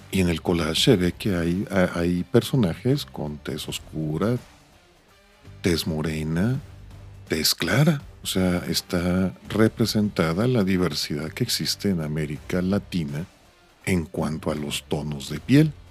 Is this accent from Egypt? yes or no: no; Mexico; Yo, pues yo soy rubio con ojos verdes y soy latino, soy de México.